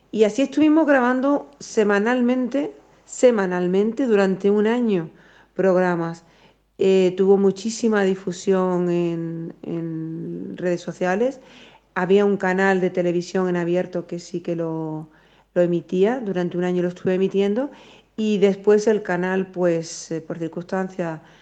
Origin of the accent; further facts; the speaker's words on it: Spain; y soy española y muy orgullosa